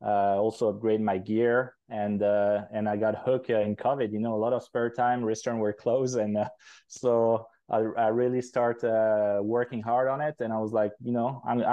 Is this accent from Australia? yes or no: no; Switzerland; moved away as an adult; also born or lived in United Kingdom; now in Quebec, Canada; I'm originally from Europe, from Switzerland, but I moved to Canada about 4 years ago